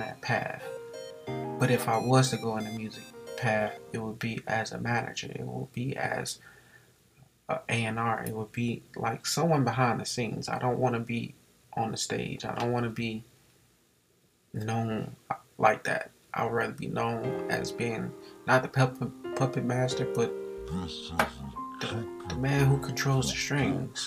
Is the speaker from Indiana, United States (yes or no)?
yes; Gary, Indiana, United States; also born or lived in Atlanta, Georgia; I was born in Atlanta, but moved to Gary when I was 2